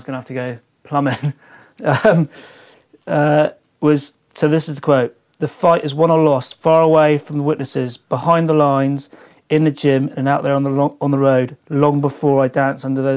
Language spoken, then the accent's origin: English; Devon, South West England, United Kingdom; I was unsponsored surfer from Devon